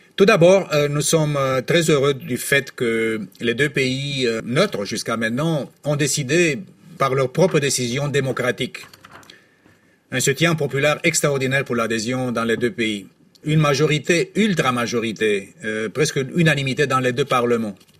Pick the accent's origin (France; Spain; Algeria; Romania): Romania; dans mon pays d'origine, euh, à Deveselou